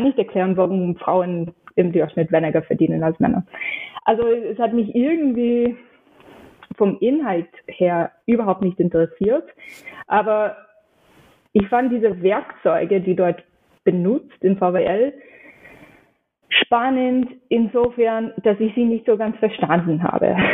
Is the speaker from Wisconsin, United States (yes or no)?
no; New York City, New York, United States; German is a second language; moved away as an adult; also born or lived in Pennsylvania; now in Austria; Ich bin in New York aufgewachsen